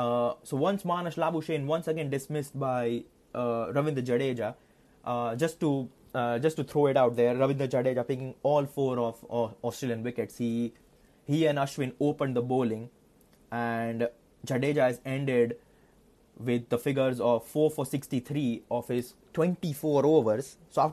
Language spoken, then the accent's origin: English; India; that is something which is quite worrying for me as an Indian fan